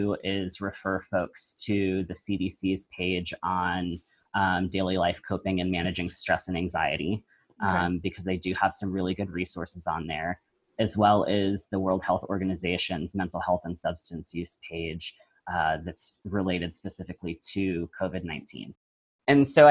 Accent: the South, United States; I was raised in the South in a biracial family

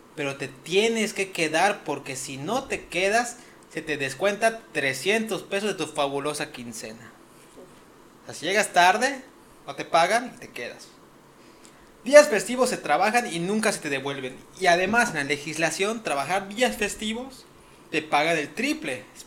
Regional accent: Mexico; como mexicanos

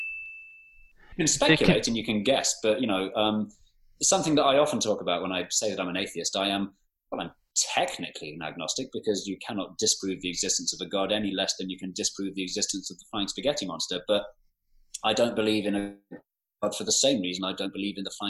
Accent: London, United Kingdom; growing up in Northwest London

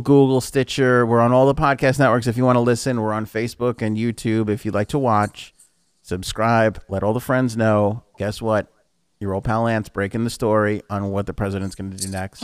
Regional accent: New York City, New York, United States; we're both from Queens

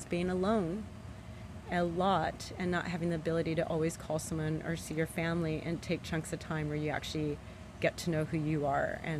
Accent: Los Angeles, California, United States; moved away as an adult; now in La Cruz de Huanacaxtle, Mexico; I grew up in Southern California, Los Angeles, near the Santa Monica area, and spent a lot of time as a child going to the beaches.

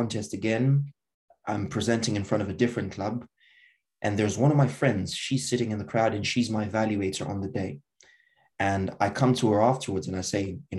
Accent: Zimbabwe; moved away; I'm from Zimbabwe

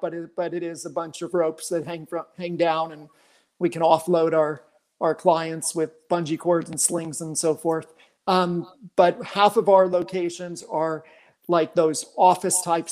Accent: Phoenix, Scottsdale area, Arizona, United States; also born or lived in New York; I was born in New York, but raised in Arizona, and grew up out here in the Valley, Phoenix, Scottsdale area

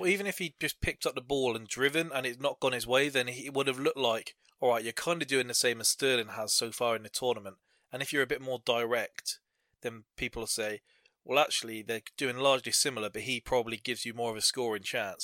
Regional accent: England, United Kingdom; being English

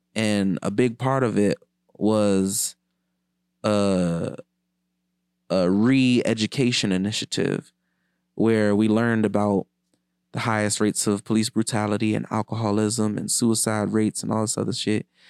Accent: Washington, D.C. area, Maryland, United States; moved away as an adult; also born or lived in New York / Los Angeles; I used to take so much pride in being a filmmaker from D C. I used to take pride in being a D C nigga in general, you know, until I left

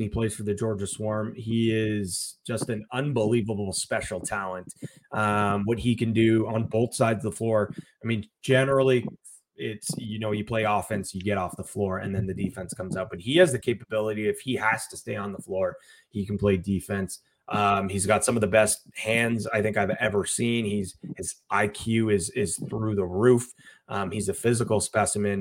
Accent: Ajax, Ontario, Canada; I grew up in Ajax, so I'm only about 15, 20 minutes away from Scarborough

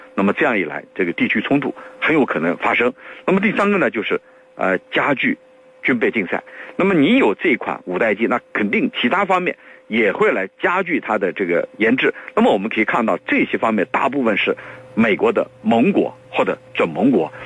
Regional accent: China; 我们中国人，刚才我讲了，我们东方人他是比较内敛的

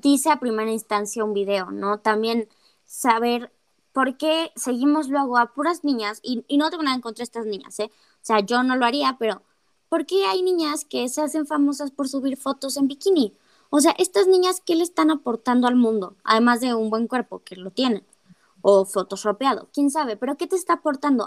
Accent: Mexico

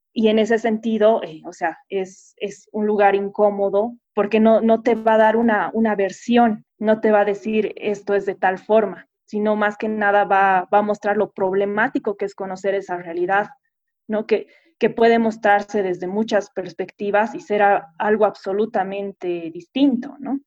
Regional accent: Bolivia; nosotros mismos como bolivianos o como pueblo.

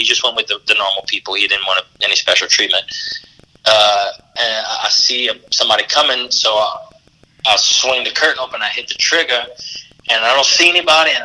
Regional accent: Louisiana, United States; we as Cajun and Creole people

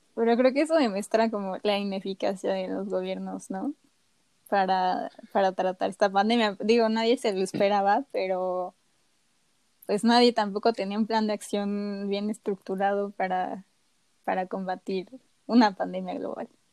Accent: Mexico; en cómo hemos sido educados como mexicanos

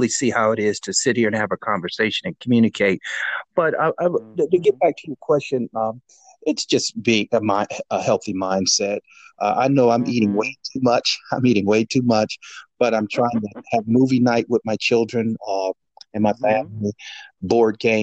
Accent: Gary, Indiana, United States; moved away as an adult; born and raised in Gary, Indiana

